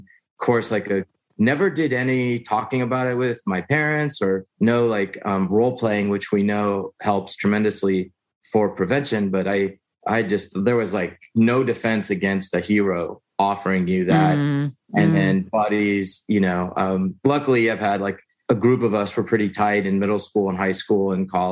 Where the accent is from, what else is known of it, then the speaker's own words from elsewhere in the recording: Houston, Texas, United States; I was born in Houston, Texas, middle child of three, you know, middle class